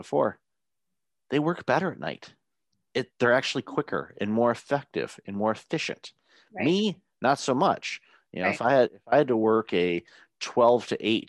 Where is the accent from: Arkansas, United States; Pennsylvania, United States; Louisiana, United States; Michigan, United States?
Michigan, United States; Detroit; I grew up in Detroit